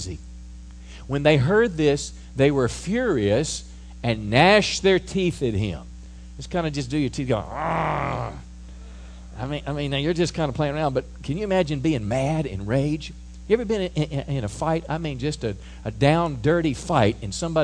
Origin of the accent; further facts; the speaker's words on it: United States; as an American